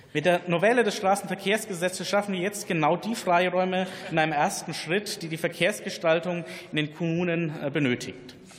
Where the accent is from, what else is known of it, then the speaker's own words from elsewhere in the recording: Bavaria, Germany; meine Heimat in Bayern